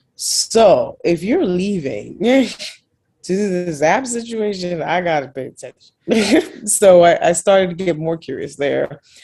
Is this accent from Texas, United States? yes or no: no; New York City, New York, United States; Born and raised in Brooklyn, New York